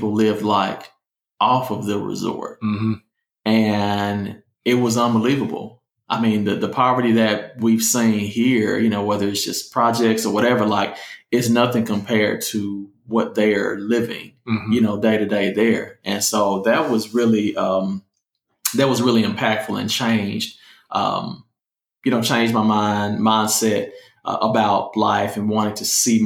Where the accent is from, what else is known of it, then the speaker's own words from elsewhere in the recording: Memphis, Tennessee, United States; moved away as an adult; I grew up in the Haven